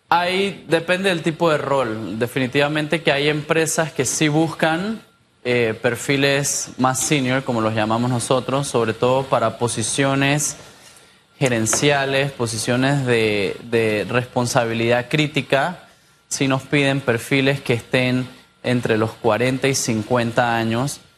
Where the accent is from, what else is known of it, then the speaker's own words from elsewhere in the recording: Panama; Yo soy panameño.